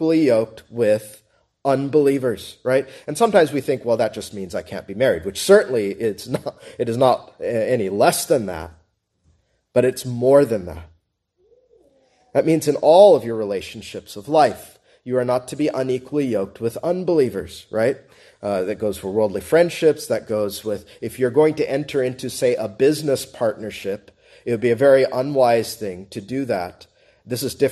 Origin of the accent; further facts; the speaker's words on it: United States; I'm an American